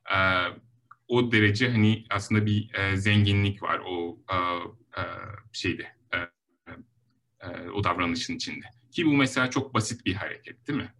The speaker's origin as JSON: {"language": "Turkish", "region": "Denizli", "country": "Turkey", "tie": "born or raised there", "also_born_or_lived": "Ankara, Turkey / Stanford, United States", "moved": "as an adult", "lives_now": "Los Angeles, United States", "said": "ben um, 1983 Denizli doğumluyum"}